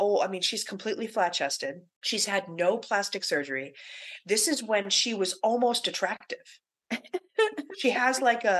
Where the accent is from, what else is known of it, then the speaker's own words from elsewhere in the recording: Everett, Massachusetts, United States; I grew up in Everett